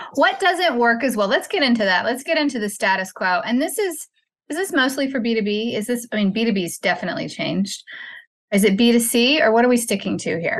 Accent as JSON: {"language": "English", "region": "Texas", "country": "United States", "tie": "born or raised there", "said": "my home state, Sugarland, Texas"}